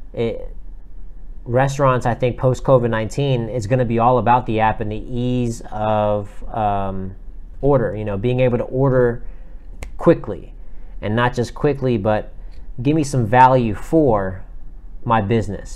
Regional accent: South Florida, United States; moved away as an adult; now in Atlanta, United States; I'm originally from South Florida

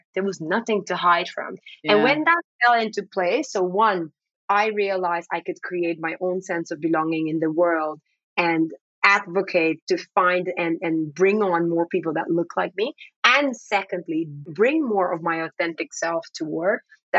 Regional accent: Amsterdam, North Holland, Netherlands; first language Dutch; English is a second language; I'm a Black woman. Dutch is my first language. I would say if you ask me where I'm from, I typically say from Amsterdam. And I've lived across different parts of the world.

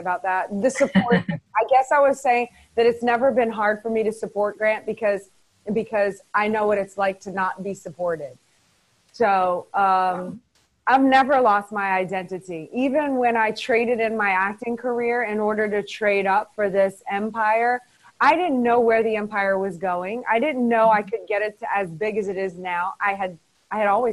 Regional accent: New Orleans, Louisiana, United States; moved away; also born or lived in Los Angeles; I'm from New Orleans, which is kind of closer to Mississippi

